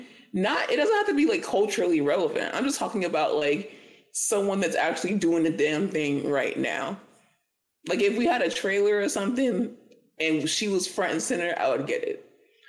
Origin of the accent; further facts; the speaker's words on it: Florida, United States; I would admit to it because I'm from Florida and we did it.